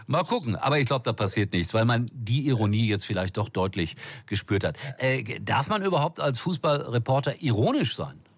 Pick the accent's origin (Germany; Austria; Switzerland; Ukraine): Germany; Gelsenkirchen, North Rhine-Westphalia; moved away; ich bin dort zur Welt gekommen. Das ist meine Heimat